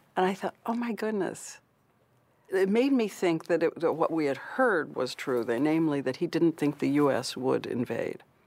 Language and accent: English; Louisville, Kentucky, United States; my mom and my dad decided to move to the big city. So they moved to Louisville.